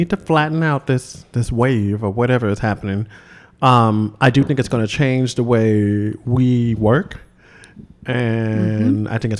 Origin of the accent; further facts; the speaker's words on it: Tennessee, United States; I'm from Tennessee.